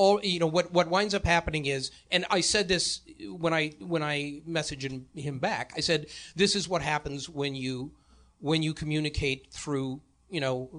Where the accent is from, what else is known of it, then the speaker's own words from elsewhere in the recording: Detroit, Michigan, United States; moved away; also born or lived in New York; I'm from Detroit.